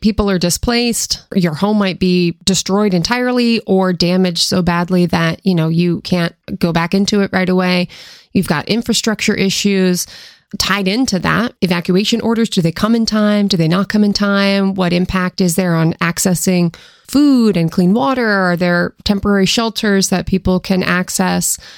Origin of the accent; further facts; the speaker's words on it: Seattle, Washington, United States; moved away as an adult; also born or lived in East Coast; growing up in Seattle